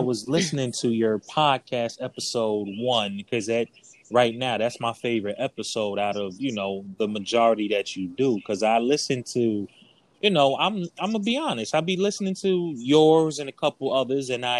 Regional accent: New York City, New York, United States; I'm from New York, okay. Brooklyn

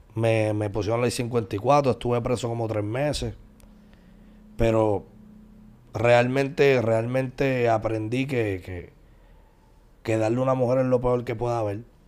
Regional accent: San Juan, Puerto Rico; also born or lived in Puerto Nuevo; Me crié, me crié hasta los 10 años en el residencial Nemesio Recanales. Después de residencial Nemesio Recanales me mudé para Puerto Nuevo.

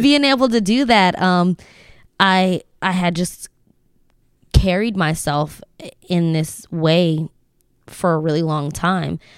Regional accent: Lancaster, Pennsylvania, United States; we moved here when I was ten

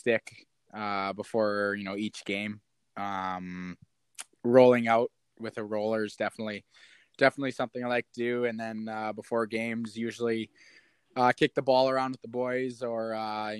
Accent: Kamloops, British Columbia, Canada; born or raised there

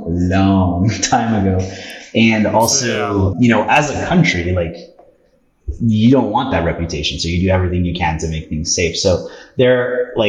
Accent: Canada; also born or lived in Peru; I was born in Peru, but moved to Canada when I was 3. So thankfully I speak Spanish

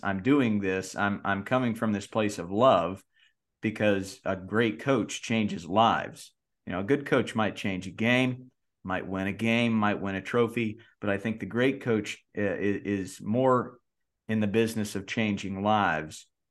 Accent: North Carolina, United States; I grew up in North Carolina.

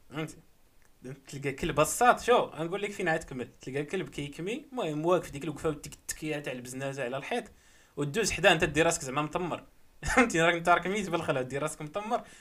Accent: Morocco; حنا مغاربه

